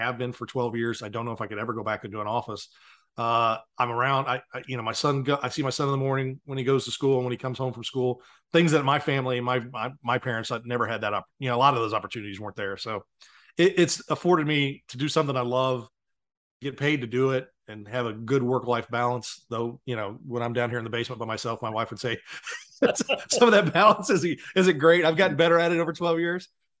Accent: Blue Springs, Missouri, United States; I'm just lucky I'm from Blue Springs.

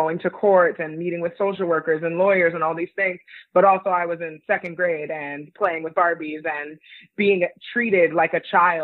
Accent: New York City, New York, United States; moved away as an adult; also born or lived in United Kingdom; now in New York City, United States; I was born in New York City

